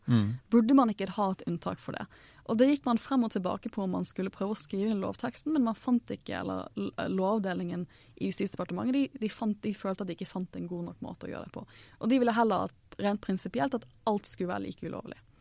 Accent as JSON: {"language": "Norwegian", "country": "Norway", "said": "jeg er jo norsk"}